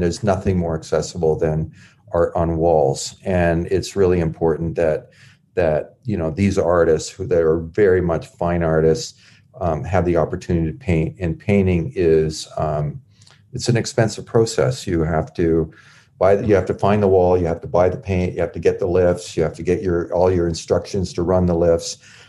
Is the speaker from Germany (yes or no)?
no; Canada; We did a voter registration because we're Canadian, but we are active in politics.